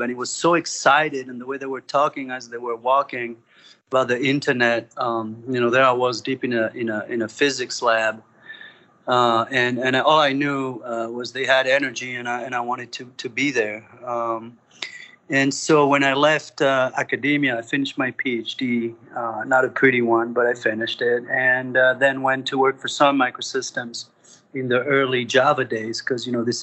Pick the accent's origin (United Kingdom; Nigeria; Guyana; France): France; moved away as an adult; also born or lived in Spain / Paris, France; now in United States; I was born in France, Franco-Spaniard. Lived in France and Spain. Did all my studies in France, and came to the United States